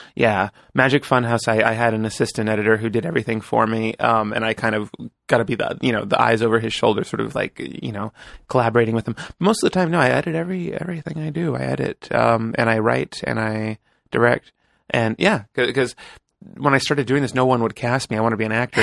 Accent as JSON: {"language": "English", "area": "Bay Area", "region": "California", "country": "United States", "tie": "born or raised there", "moved": "as an adult", "lives_now": "Los Angeles, United States", "said": "I was born and raised in the Bay Area"}